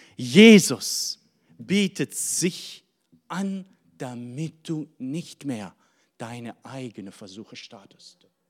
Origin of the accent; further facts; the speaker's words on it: Syria; now in Germany; ich komme aus Syrien.